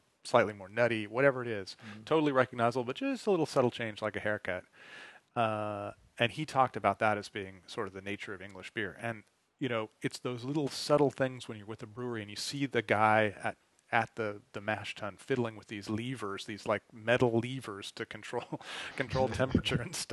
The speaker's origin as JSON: {"language": "English", "country": "United States", "said": "I'm an American"}